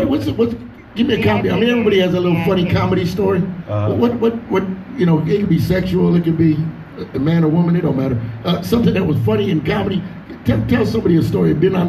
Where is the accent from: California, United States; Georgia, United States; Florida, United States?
California, United States; Carson; also born or lived in Compton, California; I was born in Compton, raised in Carson.